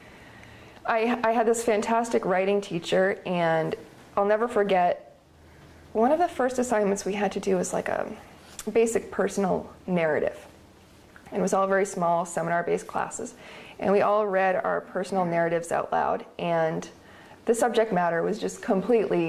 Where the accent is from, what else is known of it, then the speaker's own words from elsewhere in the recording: New England, United States; now in Carlton, United States; it's a very, very old New England private school. So even though I lived in the community a few miles away from the school, I could still attend this amazing, amazing private school